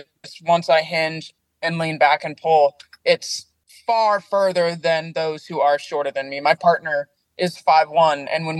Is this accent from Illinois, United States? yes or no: no; Salem, Oregon, United States; Oregon. Born and raised in Oregon